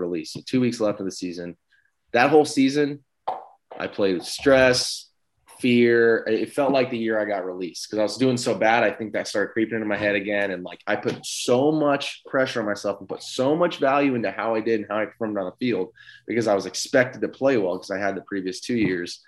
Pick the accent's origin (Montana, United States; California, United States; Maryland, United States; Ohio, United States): California, United States; Southern; I'm from Southern California